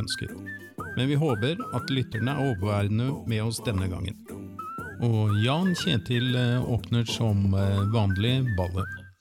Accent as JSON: {"language": "Norwegian", "town": "Sarpsborg", "region": "Østfold", "country": "Norway", "said": "Jeg er selv fra Sarpsborg, som både Cato og Sten Gunnar"}